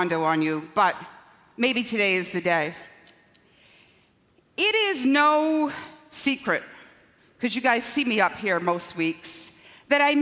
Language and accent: English; Scotland, United Kingdom; also born or lived in Long Island; now in United States; when I was growing up in Scotland